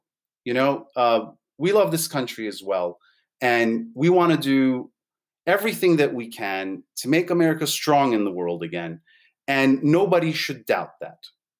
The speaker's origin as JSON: {"language": "English", "country": "United States", "tie": "born or raised there", "said": "Growing up in the United States, you have to think about everything that I went through as a millennial, right? I'm one of the first millennials."}